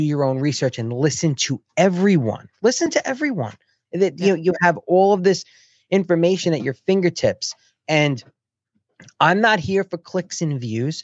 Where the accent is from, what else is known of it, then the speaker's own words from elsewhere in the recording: United States; I'm an American